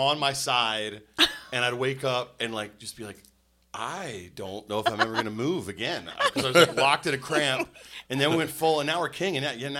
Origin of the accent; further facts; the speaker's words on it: North Carolina, United States; I'm from North Carolina.